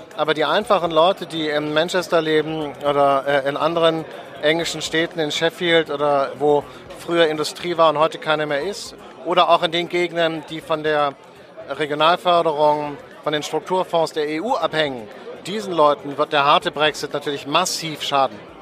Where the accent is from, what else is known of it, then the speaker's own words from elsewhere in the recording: Germany; wir gerade als Deutsche